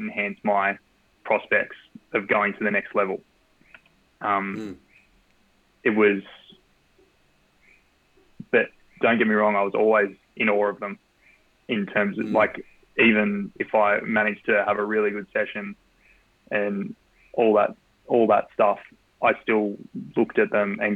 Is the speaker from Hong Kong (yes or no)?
no; Australia; moved away as an adult; also born or lived in Sydney / Belfast, Northern Ireland; I grew up in Australia